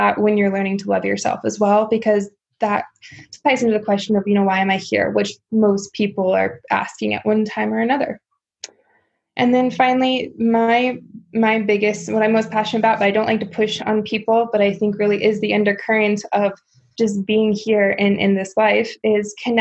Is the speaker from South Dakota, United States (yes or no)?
yes; South Dakota, United States; growing up in South Dakota